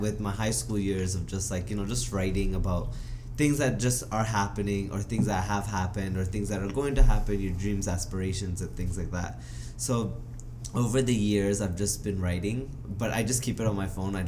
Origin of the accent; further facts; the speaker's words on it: Vancouver, British Columbia, Canada; being born and raised in Vancouver